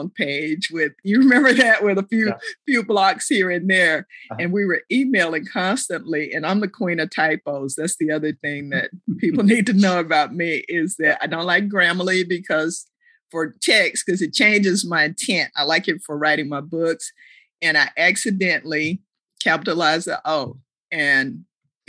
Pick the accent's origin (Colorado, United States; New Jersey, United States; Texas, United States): Texas, United States; Fort Worth; also born or lived in Houston, Texas; I was born in Houston, grew up in Fort Worth, Cowtown, Funky Town